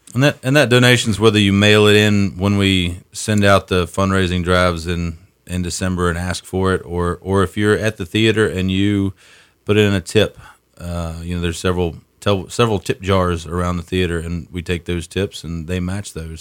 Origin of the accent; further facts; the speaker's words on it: Southern Virginia, United States; moved away as an adult; also born or lived in Davis, West Virginia; now in Sandpoint, United States; I was born and raised in Southern Virginia